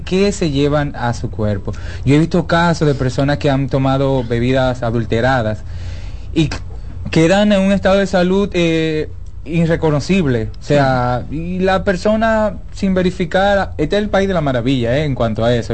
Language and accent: Spanish; Dominican Republic; como buenos dominicanos que somos